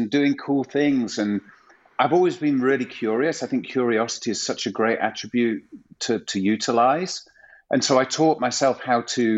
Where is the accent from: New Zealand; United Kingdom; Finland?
United Kingdom; Macclesfield, North West England; now in Los Angeles, United States; 17-year-old student working in Sainsbury's in Macclesfield in Northern England